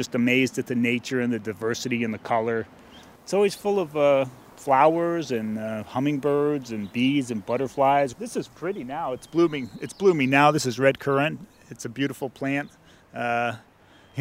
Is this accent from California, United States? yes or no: yes; San Francisco, California, United States; I grew up in San Francisco